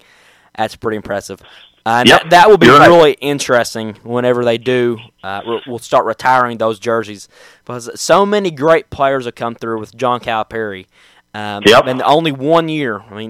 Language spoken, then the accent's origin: English; United States; Powell County.